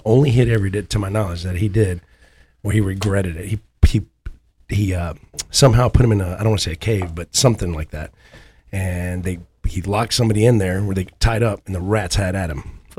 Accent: Houston, Texas, United States; I'm from Houston. They have cockroaches.

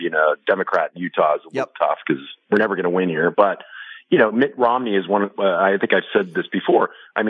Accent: Canada; moved away as an adult; now in Las Vegas, United States; I'm 55, and I grew up in the Reagan. I was from Canada, and moved here about 8 years ago, and I'm a citizen and proud to be.

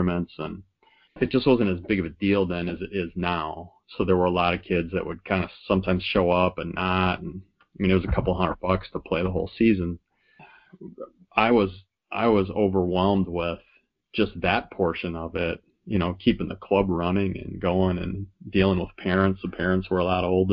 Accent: Sheboygan Falls, Wisconsin, United States; My hometown, Sheboygan Falls

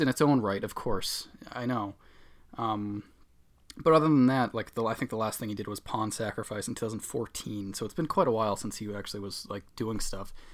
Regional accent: Boston, Massachusetts, United States; accent: Boston; I'm from the Boston area, so that, I guess, That's my accent

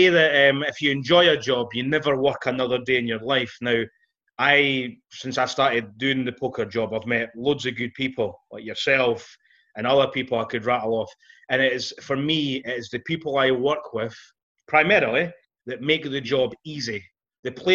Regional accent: Fife, Scotland, United Kingdom; I'm from Fife

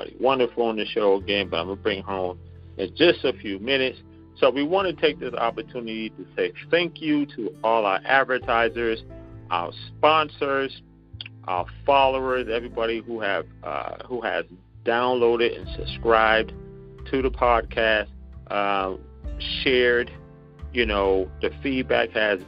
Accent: Charleston, South Carolina, United States; accent: Geechee; We're actually from Charleston, South Carolina.

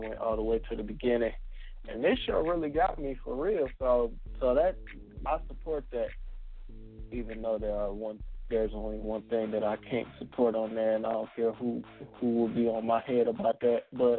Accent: Michigan, United States; I am from Michigan, the home of the Wolverines.

